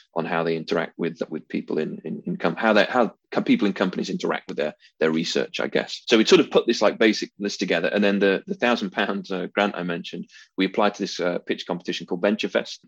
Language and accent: English; Derbyshire, East Midlands, United Kingdom; moved away as an adult; also born or lived in London / Moscow; now in Sheffield, United Kingdom; I was, actually born in Sheffield, but grew up in Derbyshire